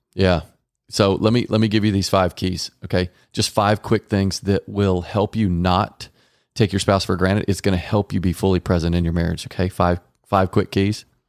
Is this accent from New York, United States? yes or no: no; Garland, Texas, United States; I was raised in Garland, Texas, with two parents that stayed together